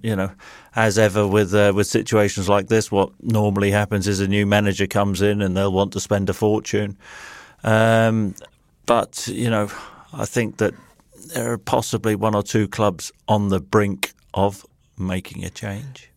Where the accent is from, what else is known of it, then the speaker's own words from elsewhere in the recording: Nottingham, East Midlands, United Kingdom; I was born in Nottingham. uh, used to support Forrest as, as a kid